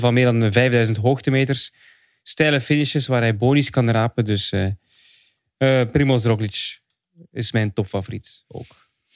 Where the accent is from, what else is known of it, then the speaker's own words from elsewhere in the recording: Belgium; ik ben een Belg